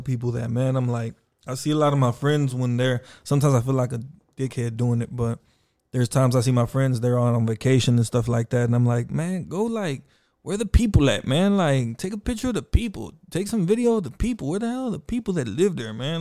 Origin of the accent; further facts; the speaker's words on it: Austin, Texas, United States; also born or lived in Houston, Texas / Mexico; I was raised in South Austin since three years old